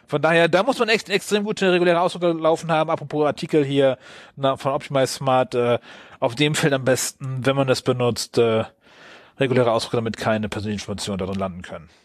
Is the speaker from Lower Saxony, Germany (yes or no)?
yes; Wilhelmshaven, Lower Saxony, Germany; aus meiner Heimatstadt